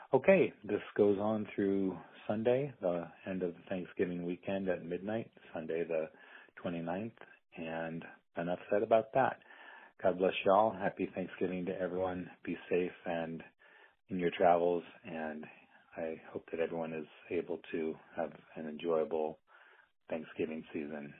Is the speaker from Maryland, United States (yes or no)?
no; Burlington, Iowa, United States; now in Iowa City, United States; I'm calling from my hometown of Burlington, Iowa